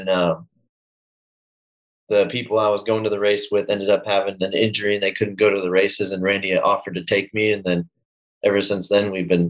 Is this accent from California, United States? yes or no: yes; Southern California, United States; also born or lived in New England; I was born in SoCal